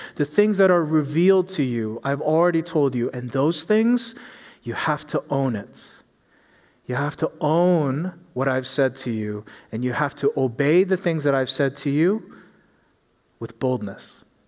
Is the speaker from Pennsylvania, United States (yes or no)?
yes; Philadelphia, Pennsylvania, United States; moved away; I grew up in Philly